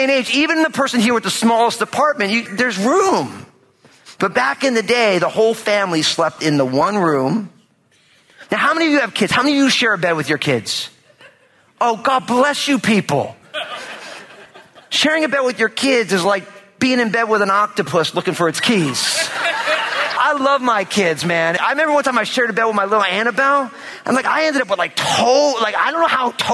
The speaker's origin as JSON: {"language": "English", "region": "New Jersey", "country": "United States", "tie": "born or raised there", "said": "I'm all Italian from New Jersey, which means that people always showed up at my house growing up"}